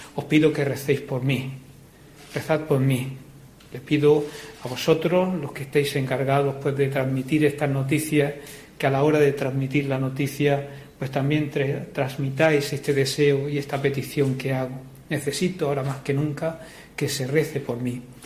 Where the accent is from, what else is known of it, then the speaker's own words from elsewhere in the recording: Cehegín, Region of Murcia, Spain; Soy de Cejín, eh, decía que soy de, eh, el pueblo más maravilloso de la región